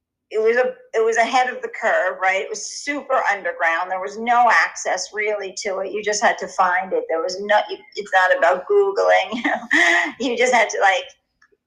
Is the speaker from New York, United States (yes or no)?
yes; New York City, New York, United States; moved away as an adult; also born or lived in London; I grew up in Inwood at the tip of Manhattan